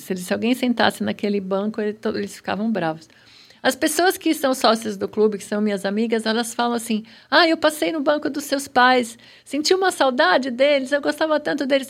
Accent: São Paulo, Brazil; born or raised there

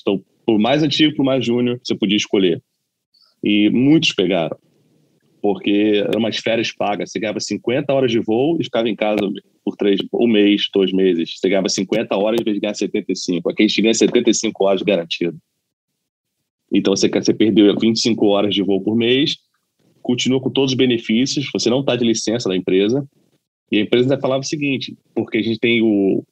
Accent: Brazil; moved away as an adult; also born or lived in Los Angeles, United States; now in United States; eu sou brasileiro, falo português sem problema nenhum

